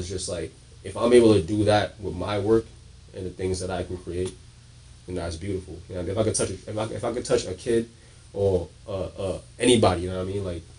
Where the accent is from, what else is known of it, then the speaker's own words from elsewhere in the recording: Trinidad & Tobago; I mean, I have a Trinidadian. I'm Trinidadian. My dad is Bajan. My mom is Trini. So I grew up on my Trini side with my mom.